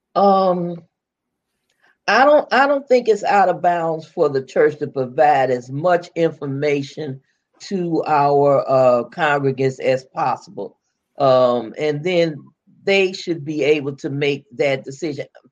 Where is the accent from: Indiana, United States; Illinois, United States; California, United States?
Illinois, United States; Chicago; I was born and raised in Chicago. I am I'm not from down yonder